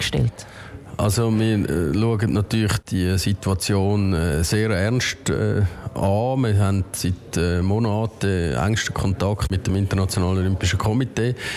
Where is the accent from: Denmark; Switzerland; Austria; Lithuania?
Switzerland